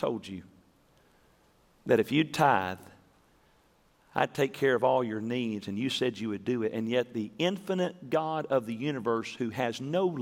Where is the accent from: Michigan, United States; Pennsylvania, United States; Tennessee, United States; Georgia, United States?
Tennessee, United States; when we were growing up in Tennessee